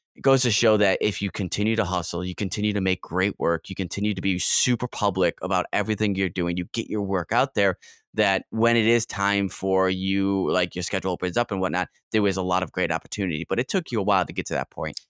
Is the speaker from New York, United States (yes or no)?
yes; Rochester, New York, United States; Rochester, New York, which is my hometown